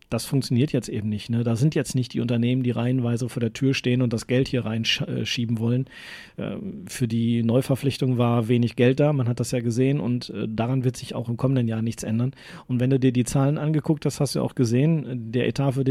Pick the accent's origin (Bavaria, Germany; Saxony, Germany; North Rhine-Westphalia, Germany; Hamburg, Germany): North Rhine-Westphalia, Germany; ich bin auch Westfale